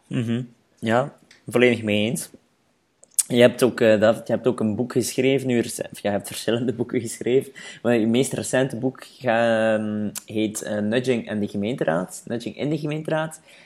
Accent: Flanders, Belgium; bij ons in Vlaanderen

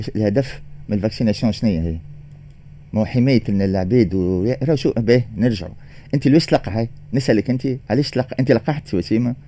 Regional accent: Tunisia; احنا ولاد تونس

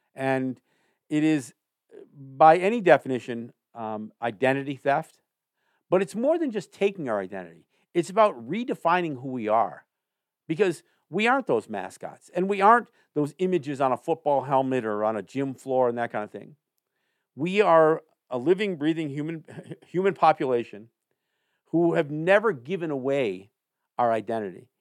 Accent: Cambridge, New York, United States; my hometown in Cambridge, New York

